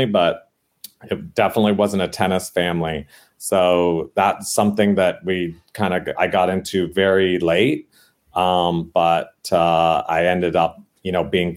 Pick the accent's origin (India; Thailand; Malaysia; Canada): Canada; now in San Diego, United States; I grew up in Canada